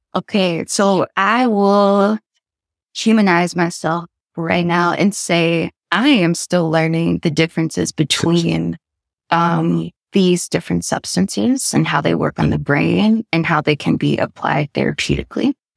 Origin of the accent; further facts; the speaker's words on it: the South, Kentucky, United States; moved away as an adult; also born or lived in Connecticut; now in London, United Kingdom; as a Black woman from the South